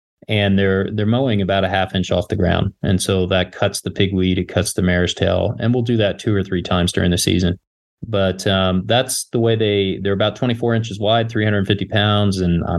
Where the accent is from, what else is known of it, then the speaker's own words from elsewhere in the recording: Kansas, United States; also born or lived in Los Angeles; I grew up in Kansas, farming on both sides of the family. Went to K-State, a couple degrees there, went